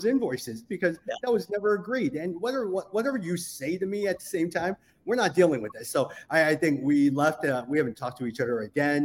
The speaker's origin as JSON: {"language": "English", "country": "United States", "tie": "born or raised there", "said": "I grew up as Asian American. My parents immigrated here in 1972. I was born in 1977."}